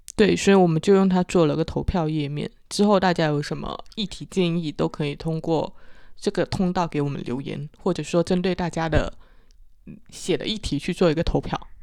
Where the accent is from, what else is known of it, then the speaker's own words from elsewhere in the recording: Guangdong, China; accent: Chaoshan; 我是潮汕口音